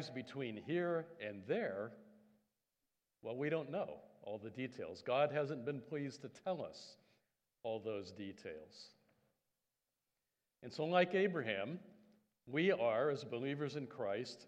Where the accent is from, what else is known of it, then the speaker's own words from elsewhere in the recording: Indiana, United States; moved away as an adult; also born or lived in Canada; I'm an American Canadian, so that was back in middle America, state of Indiana